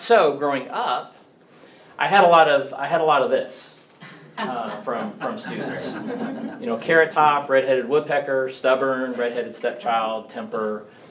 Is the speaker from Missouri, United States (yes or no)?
yes; Blue Springs, Missouri, United States; I grew up in the Kansas City area, a little town called uh, Blue Springs, Missouri